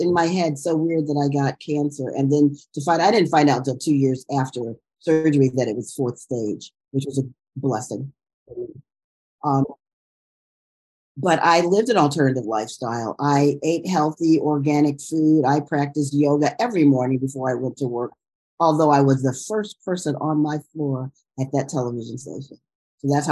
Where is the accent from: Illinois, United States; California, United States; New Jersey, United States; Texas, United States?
Illinois, United States; Chicago; moved away as an adult; also born or lived in New York; now in Inglewood, United States; I grew up in Chicago, was coming from Chicago